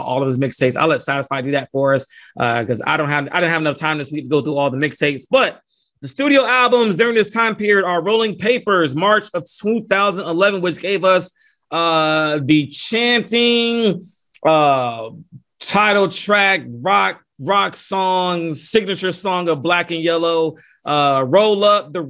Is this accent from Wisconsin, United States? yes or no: no; Atlanta, Georgia, United States; now in Kansas City, United States; my hometown, Atlanta, Georgia